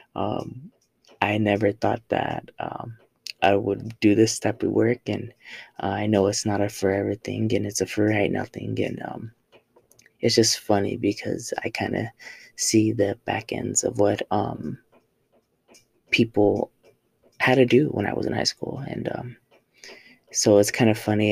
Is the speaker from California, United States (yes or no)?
yes; Oxnard, California, United States; moved away as an adult; now in El Paso, United States; I am from Oxnard, California, uh, Southern California.